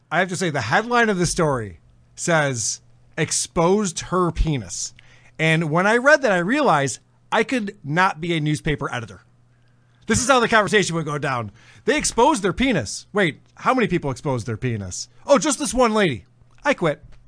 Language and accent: English; United States; as an American